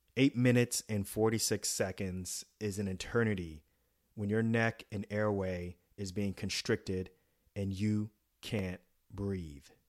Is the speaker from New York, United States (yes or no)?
yes; New York City, New York, United States; moved away; also born or lived in New Jersey; growing up in New York City, and then later on in Jersey